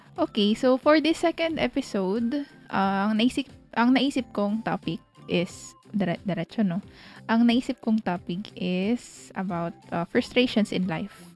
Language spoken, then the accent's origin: Tagalog; Philippines; being a Filipino